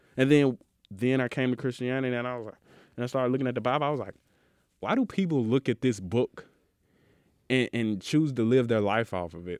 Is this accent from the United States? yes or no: yes; Mississippi, United States; I'm from Mississippi